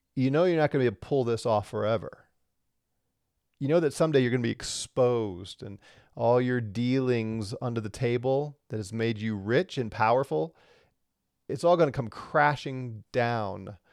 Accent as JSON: {"language": "English", "region": "Missouri", "country": "United States", "tie": "born or raised there", "moved": "yes", "lives_now": "Colorado, United States", "said": "where I grew up in Missouri"}